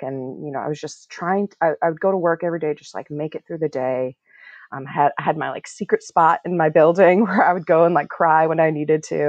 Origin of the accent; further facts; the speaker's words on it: Minnesota, United States; moved away as an adult; now in Washington, D.C., United States; I was born in DC, actually, but I grew up in Minnesota, and I'm a product of Iranian immigrants